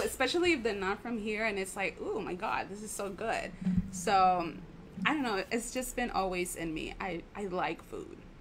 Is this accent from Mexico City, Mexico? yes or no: no; Tijuana, Baja California, Mexico; I'm a native from Tijuana